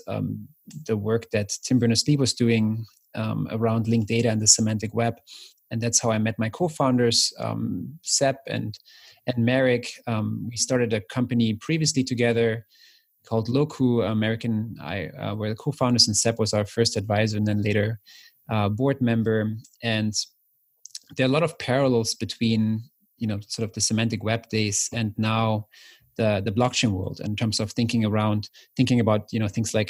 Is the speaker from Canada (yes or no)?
no; East Germany, Germany; moved away; I grew up in East Germany